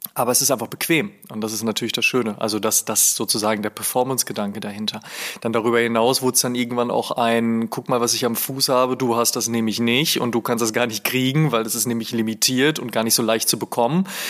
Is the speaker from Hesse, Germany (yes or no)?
no; Oelde, North Rhine-Westphalia, Germany; Ich komme aus einer Kleinstadt namens Oelde